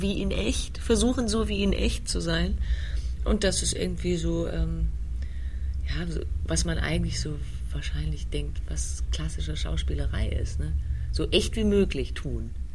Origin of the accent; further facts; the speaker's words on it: Heidelberg, Baden-Württemberg, Germany; also born or lived in Vienna; nicht in England oder Wales aufgewachsen, sondern in Heidelberg in Süddeutschland